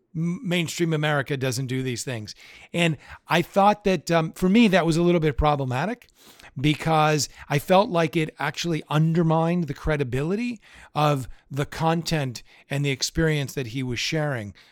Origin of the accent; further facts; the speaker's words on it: Pittsburgh, Pennsylvania, United States; we grew up in Pittsburgh